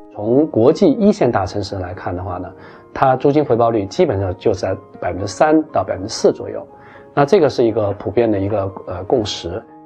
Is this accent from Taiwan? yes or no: no; China; 我们中国人叫一条龙的拳套服务